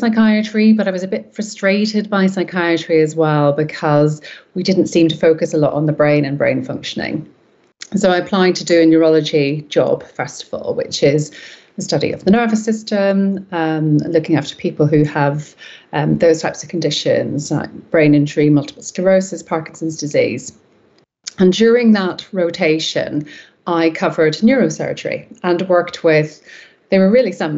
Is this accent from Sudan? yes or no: no; Belfast, Northern Ireland, United Kingdom; moved away as an adult; now in North West England, United Kingdom; I was born and raised in Belfast in Northern Ireland